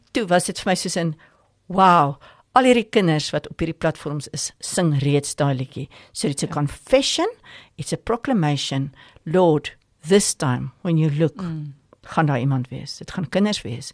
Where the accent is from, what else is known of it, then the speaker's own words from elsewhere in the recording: South Africa; ek is 'n Afrikaner, ons bly in Afrika